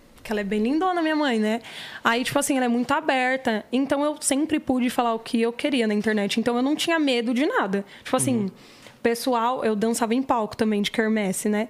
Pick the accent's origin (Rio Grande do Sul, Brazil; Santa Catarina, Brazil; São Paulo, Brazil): São Paulo, Brazil; Eu esqueci o hospital que eu nasci, mas foi aqui Itaquera